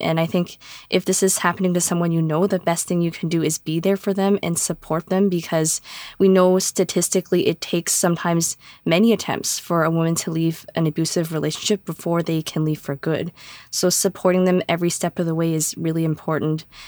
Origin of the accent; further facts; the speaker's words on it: Canada; I am in Ontario, Canada. I was born in Canada.